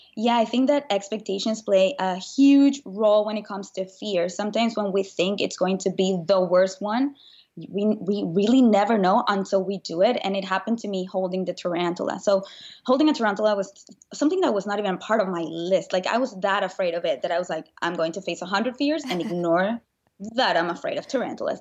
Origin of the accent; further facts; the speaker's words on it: Venezuela; moved away as an adult; now in United States; I grew up in Venezuela, and when I was nineteen, I moved